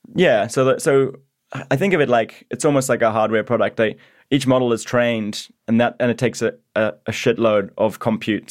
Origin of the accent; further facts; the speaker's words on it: Zimbabwe; moved away as an adult; now in Australia; I grew up in Zimbabwe